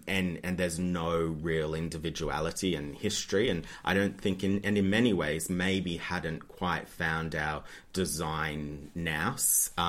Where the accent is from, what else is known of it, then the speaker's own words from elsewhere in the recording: New South Wales, Australia; No, Central West Australia, so about 4 or 5 hours from Sydney.